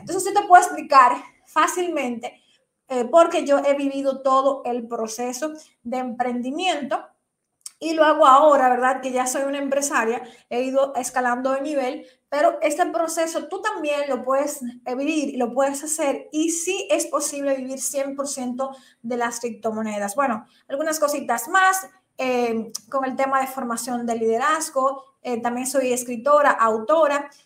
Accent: Dominican Republic; aquí en mi país, República Dominicana

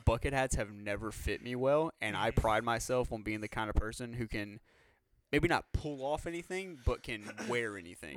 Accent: Louisiana, United States; we're from Louisiana

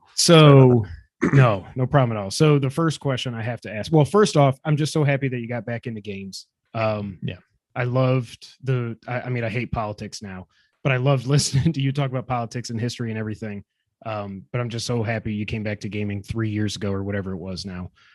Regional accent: Watertown, New York, United States; we're both from upstate New York. We're from Watertown

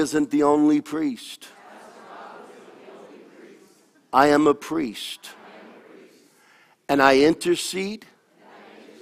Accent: United States; I am an American

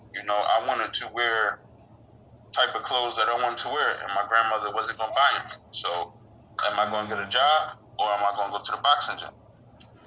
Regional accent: Philadelphia, Pennsylvania, United States; Philadelphia, Pennsylvania. I grew up with my mom and my grandma.

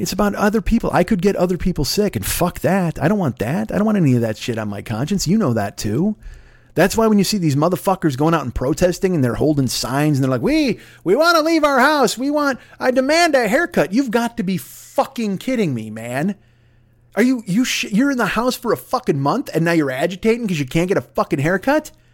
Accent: Midwest, United States; I grew up in the Midwest and I grew up in a union house

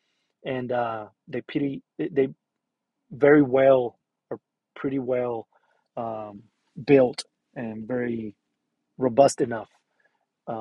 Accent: Puerto Rico; moved away; I'm originally from Puerto Rico

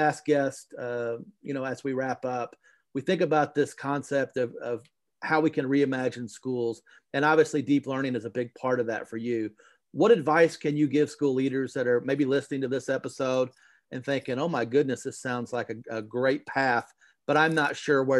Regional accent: Kentucky, United States; my home state here, as well as yours. And we're both in Central Kentucky.

